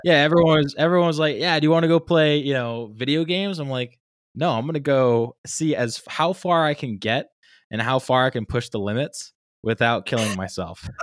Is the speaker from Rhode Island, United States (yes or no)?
yes; Rhode Island, United States; growing up in Rhode Island